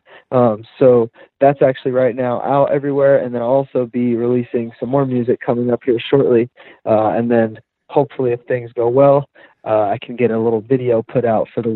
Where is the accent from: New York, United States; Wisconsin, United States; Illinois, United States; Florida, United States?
Florida, United States; now in Colorado, United States; I am from Florida, and as you probably know, there's no snow there. So I actually really grew up playing team sports